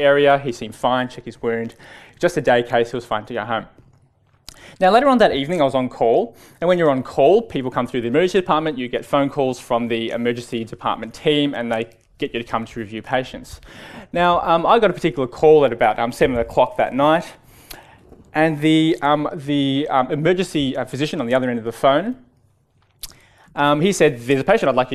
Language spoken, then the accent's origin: English; Melbourne, Victoria, Australia; I was born and raised in Melbourne.